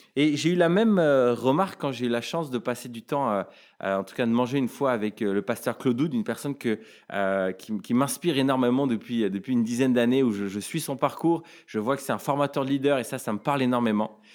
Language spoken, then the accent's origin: French; France; en tant que Français